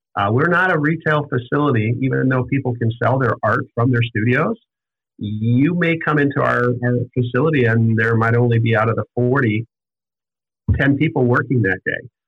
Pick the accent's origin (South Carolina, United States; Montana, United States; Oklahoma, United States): Montana, United States; moved away as an adult; also born or lived in Scottsdale, Arizona; now in Ogden, United States; I grew up actually in Montana